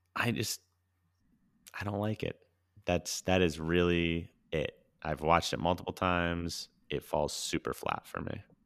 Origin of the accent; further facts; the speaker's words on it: Orange, Connecticut, United States; my hometown spot from growing up, China Pavilion, Orange, Connecticut